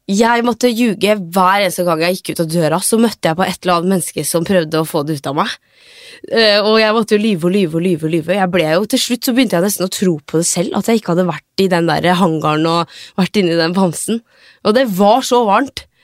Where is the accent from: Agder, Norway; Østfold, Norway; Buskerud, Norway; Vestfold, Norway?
Østfold, Norway; Sarpsborg; Men jeg er ifra Sarpsborg